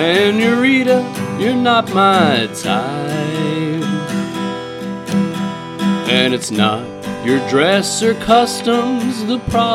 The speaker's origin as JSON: {"language": "English", "region": "Texas", "country": "United States", "said": "And I'm from Texas. I'm from Texas."}